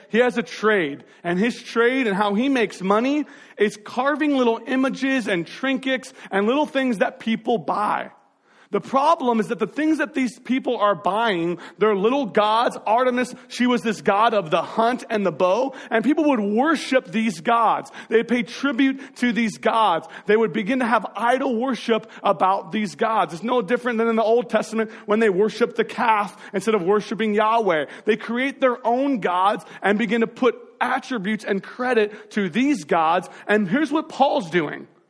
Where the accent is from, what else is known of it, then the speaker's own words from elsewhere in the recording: Marysville, Washington, United States; we grew up in North Marysville over by that sad Albertsons that's no longer there anymore.